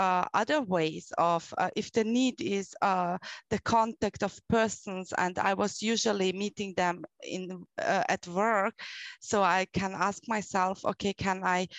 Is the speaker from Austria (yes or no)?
yes; Austria; English is a second language; I'm coming from Austria in Europe